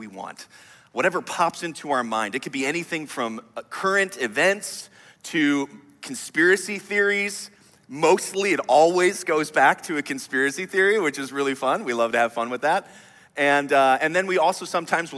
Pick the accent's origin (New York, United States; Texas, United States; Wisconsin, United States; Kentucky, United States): Wisconsin, United States; now in Chicago, United States; I'm from Wisconsin